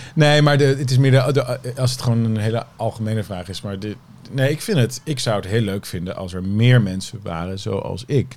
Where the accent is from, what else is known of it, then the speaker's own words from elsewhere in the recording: Haarlem, North Holland, Netherlands; Ik vond ook Haarlem, vind ik nog steeds hoor, waar ik ben opgegroeid, geen prettige regio